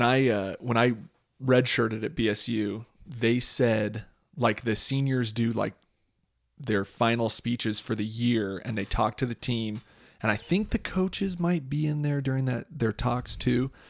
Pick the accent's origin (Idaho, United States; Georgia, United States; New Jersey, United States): Idaho, United States; Boise; I grew up in Boise